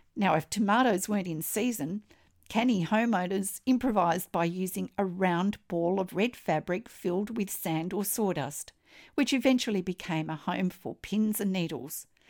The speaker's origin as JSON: {"language": "English", "country": "Australia", "said": "I'm an Australian textile artist"}